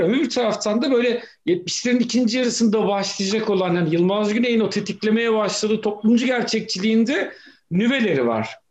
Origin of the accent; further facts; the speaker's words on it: Black Sea Region, Turkey; Ben Karadeniz'de büyüdüm.